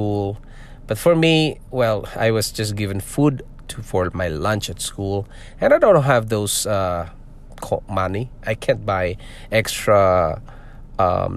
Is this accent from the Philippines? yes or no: yes; Philippines; born or raised there; moved away as an adult; also born or lived in Singapore; now in North York, Canada